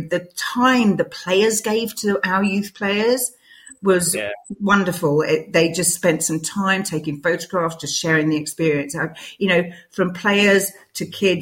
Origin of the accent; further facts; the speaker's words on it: London, United Kingdom; moved away as an adult; also born or lived in St Albans; now in Redbourn, United Kingdom; growing up in London, to get anywhere, I had to get on tubes or buses